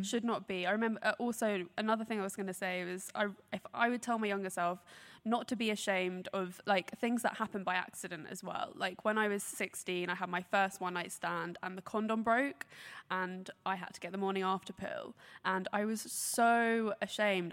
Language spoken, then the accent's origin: English; Brighton, South East England, United Kingdom; I grew up in Brighton